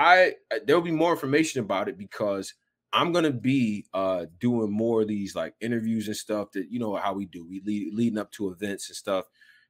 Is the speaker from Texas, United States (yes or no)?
yes; Houston, Texas, United States; born there; I was born in Houston, all right?